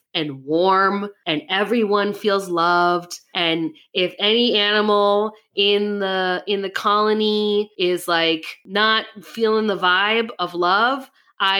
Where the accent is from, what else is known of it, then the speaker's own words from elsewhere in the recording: Minnesota, United States; I'm from Minnesota